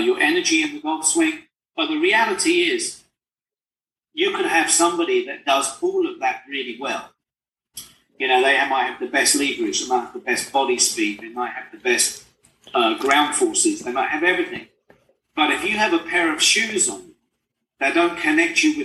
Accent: England, United Kingdom; moved away; I'm just a poor immigrant boy from England.

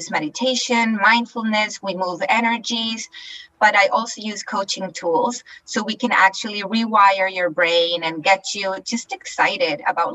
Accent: Chile; moved away as an adult; now in Canada; I'm originally from Chile in South America. And I moved to Canada all by myself.

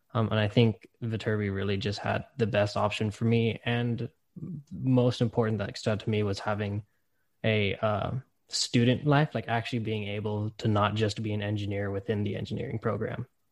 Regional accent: Bakersfield, California, United States; I'm an astronautical engineering major from Bakersfield, California

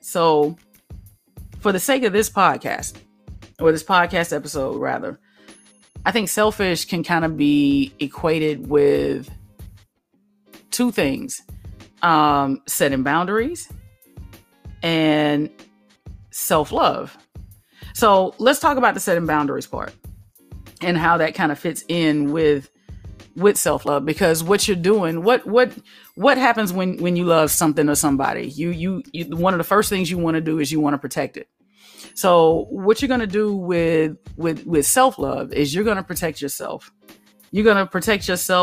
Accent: Alabama, United States; I grew up in Alabama.

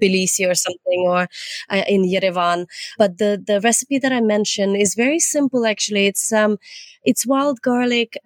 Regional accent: Nova Kakhovka, Kherson Oblast, Ukraine; also born or lived in Leeds, United Kingdom; now in United Kingdom; from Kachovka, from my hometown.

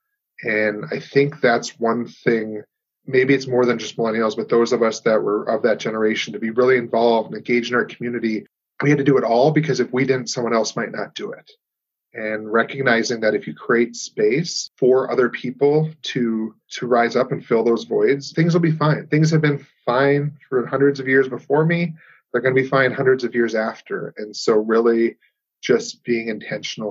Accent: Minot, North Dakota, United States; I grew up here in North Dakota, live here, been here 38 years of my life

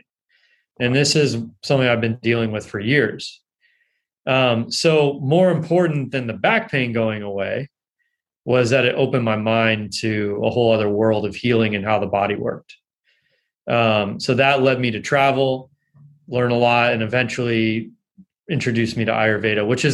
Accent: Los Angeles, California, United States; I grew up in Los Angeles

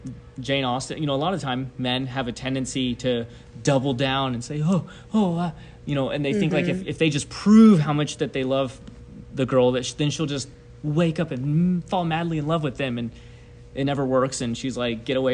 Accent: Tokyo, Japan; Well, I was born and raised in Japan. My parents are missionaries. They're still missionaries. And I was born in Tokyo, Japan.

